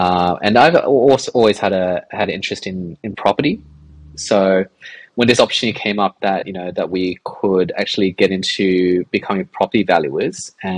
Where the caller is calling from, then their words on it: Sydney, New South Wales, Australia; also born or lived in London; We're calling from Sydney. I actually live pretty close, like on the city fringes